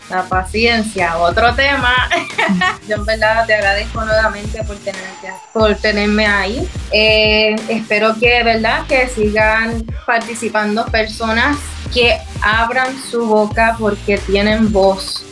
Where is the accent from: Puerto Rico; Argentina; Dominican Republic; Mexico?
Puerto Rico; moved away as an adult; Es mi tierra, mi patria y yo amo Puerto Rico.